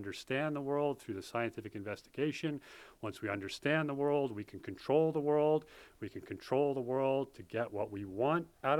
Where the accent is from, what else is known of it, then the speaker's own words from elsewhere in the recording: Poughkeepsie, New York, United States; I grew up in Poughkeepsie, New York